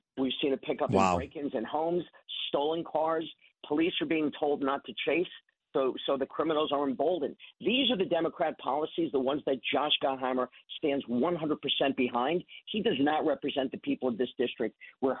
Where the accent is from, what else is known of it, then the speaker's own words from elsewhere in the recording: New York City, New York, United States; now in New Jersey, United States; We're both from Queens